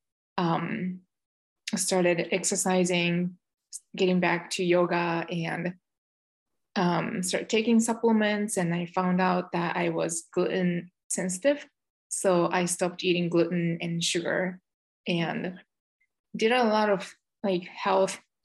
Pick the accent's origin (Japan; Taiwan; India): Japan; moved away as an adult; also born or lived in Michigan, United States; now in United States; I was born and raised in Japan, and I came over to the United States over 20 years ago as an exchange student